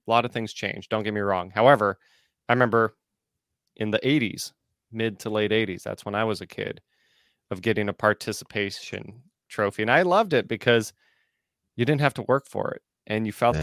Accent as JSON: {"language": "English", "country": "United States", "said": "the fundamental upbringing that I had as an American"}